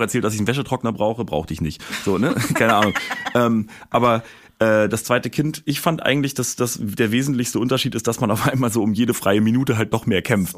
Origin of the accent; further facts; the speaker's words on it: Berlin, Germany; ich komme aus Berlin